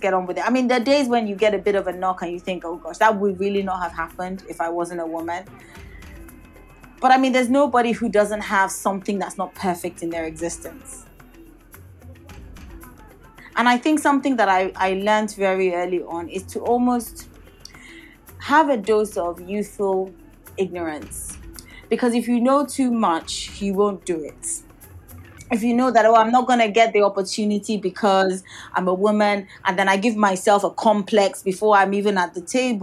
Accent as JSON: {"language": "English", "country": "Nigeria", "also_born_or_lived": "United Kingdom", "first_language": "Yoruba", "second_language": "English", "said": "I'm from Nigeria. We're both West African."}